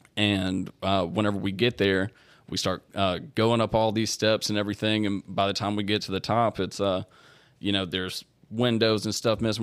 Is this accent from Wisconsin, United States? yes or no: no; Shreveport, Louisiana, United States; was born and raised in Shreveport